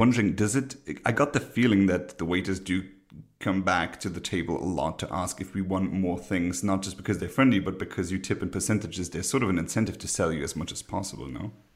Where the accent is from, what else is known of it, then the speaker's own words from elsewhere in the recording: Luxembourg; I'm from Luxembourg, a very small country